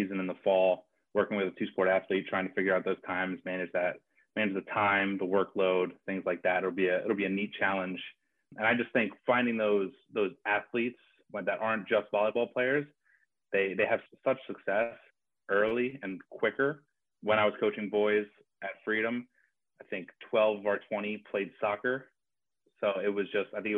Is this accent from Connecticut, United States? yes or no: no; Bethlehem, Pennsylvania, United States; I grew up in Bethlehem